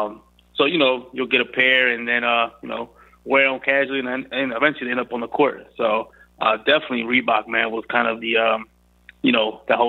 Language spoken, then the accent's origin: English; Philadelphia, Pennsylvania, United States; I'm originally from North Philly, man. So I grew up in North Philly